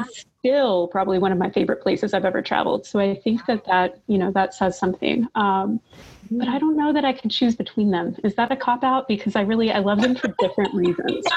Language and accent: English; Kentucky, United States; I'm from Kentucky